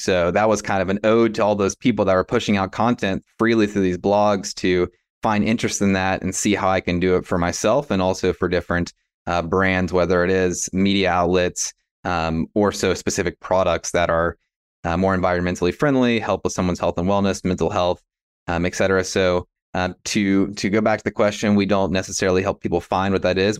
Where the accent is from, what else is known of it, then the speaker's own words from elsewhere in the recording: West Virginia, United States; moved away as an adult; Growing up in West Virginia and, yeah, Appalachia and, uh, this region